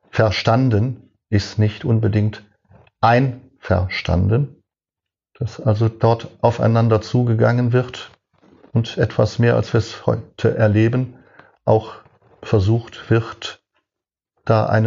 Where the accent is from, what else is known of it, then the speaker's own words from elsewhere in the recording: Cologne, North Rhine-Westphalia, Germany; now in Hohenstein-Ernstthal, Germany; Ich bin 1957 in Köln geboren. Eine typisch rheinisch-katholische Kindheit.